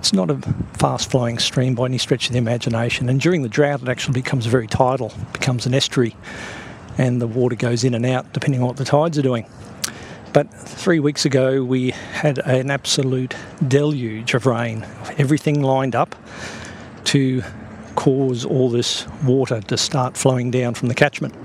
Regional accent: Toowoomba, Queensland, Australia; my hometown of Toowoomba.

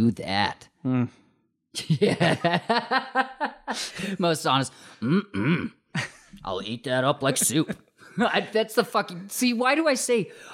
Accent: Utah, United States; growing up in Utah

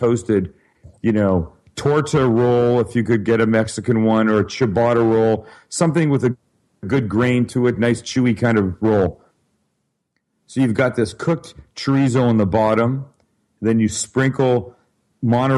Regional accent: Vancouver, British Columbia, Canada; moved away; I'm from Vancouver, Canada originally.

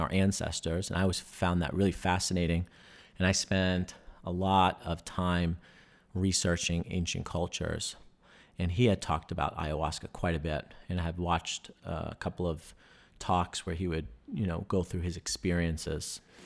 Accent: New York, United States; moved away; growing up in New York

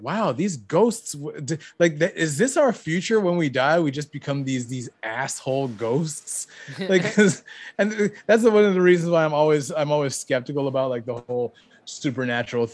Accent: Canada; I was raised in Canada.

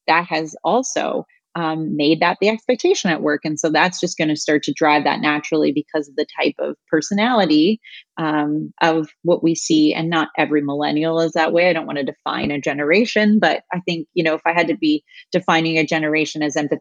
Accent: Canada; moved away as an adult; also born or lived in London, Ontario; now in United States; I'm Canadian

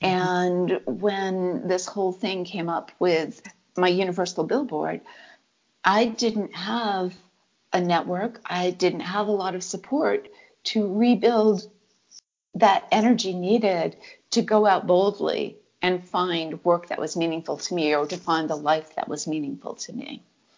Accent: New England, United States; I'm always going to be a reserved person. I come from New England.

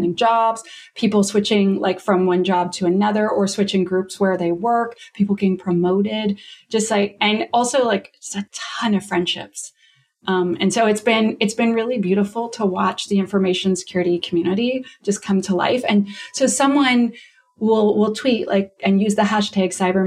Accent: Canada; accent: Canadian; I'm Canadian, you can hear my accent

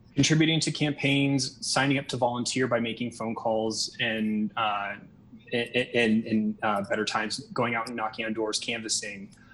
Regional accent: Des Moines, Iowa, United States; moved away as an adult; now in Las Vegas, United States; I'm originally from Des Moines, Iowa, but I've been living here in Nevada for um, just over six years.

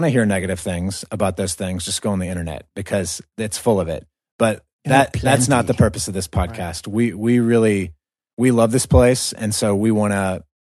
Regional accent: the South, United States; accent: American southern; my southern accent thrown in there.

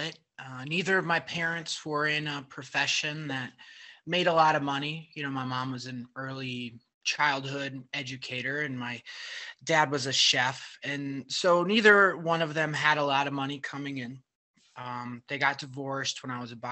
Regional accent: Superior, Wisconsin, United States; moved away as an adult; also born or lived in Seattle / Madison / Milwaukee; I grew up in Superior, Wisconsin, which is really far north of Milwaukee.

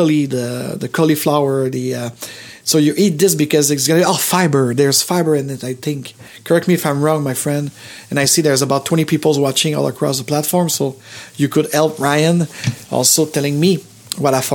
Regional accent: Montreal, Quebec, Canada; the hospital where I was born in Montreal

